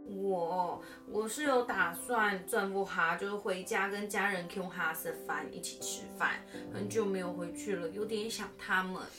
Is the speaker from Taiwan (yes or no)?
yes; Meinong, Kaohsiung, Taiwan; moved away; 我住在国巨迷浓迷